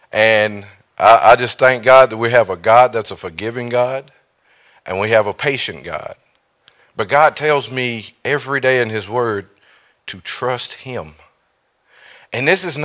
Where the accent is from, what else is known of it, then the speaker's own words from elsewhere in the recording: Eden, United States; I'm from Eden.